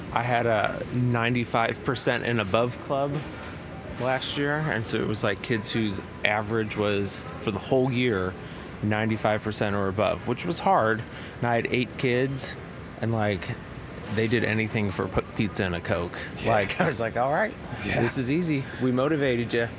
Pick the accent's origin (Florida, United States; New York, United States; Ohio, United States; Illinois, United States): Illinois, United States; Chicago; now in Nashville, United States; I'm from South Side of Chicago